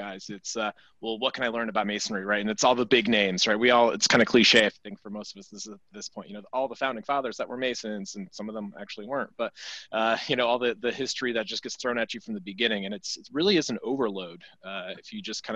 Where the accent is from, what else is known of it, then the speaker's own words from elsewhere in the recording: Walton, New York, United States; also born or lived in Edinburgh, Scotland; I joined Walton Lodge, which is my hometown.